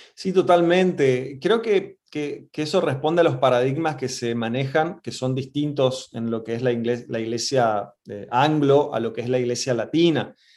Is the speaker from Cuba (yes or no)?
no; Resistencia, Chaco, Argentina; moved away as an adult; also born or lived in Buenos Aires; Yo soy del norte de Argentina, de, de Chaco, de Resistencia más precisamente